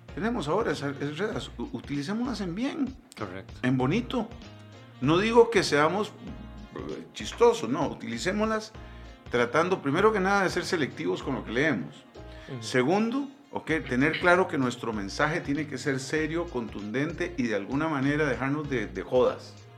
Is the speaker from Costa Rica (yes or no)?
yes; Costa Rica; nuestro país